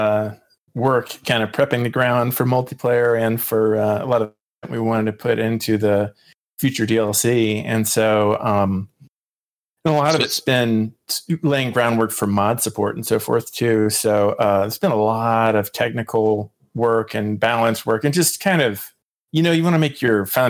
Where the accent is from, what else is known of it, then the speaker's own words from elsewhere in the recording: North Carolina, United States; also born or lived in Cary, North Carolina; now in Durham, United States; I moved up here from Cary, and I'm definitely enjoying that. So I'm native to the area.